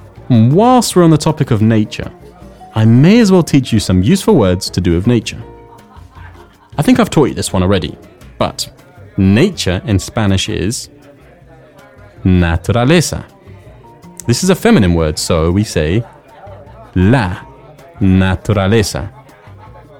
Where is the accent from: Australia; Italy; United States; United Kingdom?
United Kingdom; England; I'm from England